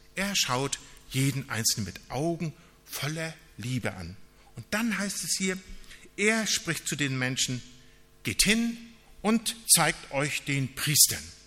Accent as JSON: {"language": "German", "region": "Northern Germany", "country": "Germany", "said": "wir als Norddeutsche, wir sind eher so nüchterne Leute"}